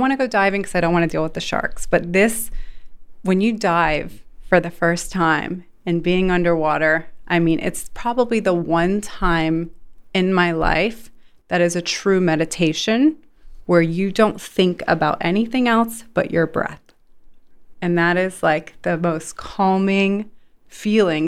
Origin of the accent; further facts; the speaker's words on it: Sarasota, Florida, United States; moved away as an adult; also born or lived in Los Angeles / Las Vegas / Saudi Arabia; now in Dubai, United Arab Emirates; I was born and raised in Sarasota, Florida.